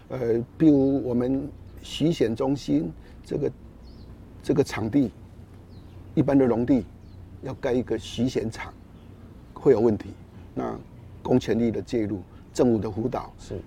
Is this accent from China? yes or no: no; Taiwan; 我们台湾的气候动不动呢，尤其夏天都处于高温